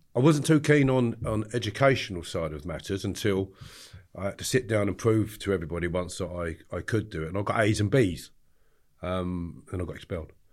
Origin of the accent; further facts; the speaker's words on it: Harefield, London, United Kingdom; I grew up in the countryside in Harefield, Middlesex